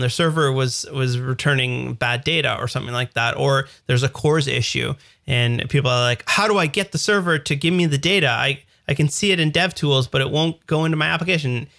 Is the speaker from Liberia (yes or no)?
no; Canada; as we say in the Canada, Zedvia